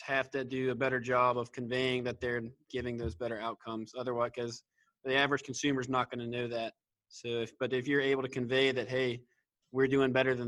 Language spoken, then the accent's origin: English; Western North Carolina, United States; from Western North Carolina